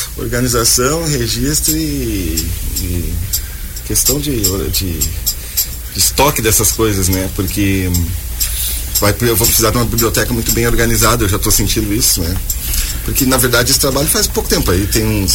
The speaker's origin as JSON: {"language": "Portuguese", "town": "Caçapava do Sul", "region": "Rio Grande do Sul", "country": "Brazil", "tie": "born or raised there", "also_born_or_lived": "Porto Alegre", "moved": "as an adult", "lives_now": "Joinville, Brazil", "said": "eu comecei a tocar, cantar lá em Caçapava do Sul, no uhum. Rio Grande do Sul"}